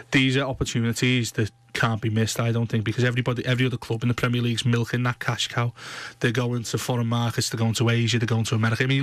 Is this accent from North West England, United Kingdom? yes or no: yes; Blackburn, North West England, United Kingdom; I'm from Blackburn, mate.